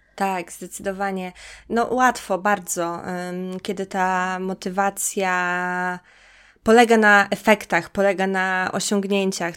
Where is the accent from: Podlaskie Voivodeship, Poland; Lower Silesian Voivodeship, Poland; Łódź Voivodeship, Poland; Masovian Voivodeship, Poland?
Podlaskie Voivodeship, Poland; Białystok; moved away; ja też pochodzę z Podlasia, pochodzę z, z mm, Białego Stoku